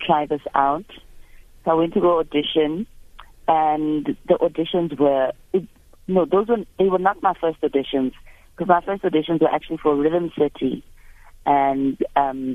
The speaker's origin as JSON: {"language": "English", "town": "Soshanguve", "region": "Gauteng", "country": "South Africa", "tie": "born or raised there", "also_born_or_lived": "Mamelodi / Pretoria", "said": "I grew up in Soshanguve"}